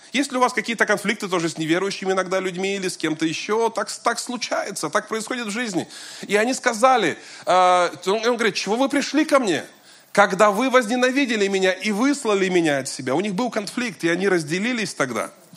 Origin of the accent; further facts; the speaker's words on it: Kazan, Tatarstan, Russia; also born or lived in Moscow; я вернулся из Москвы в родной город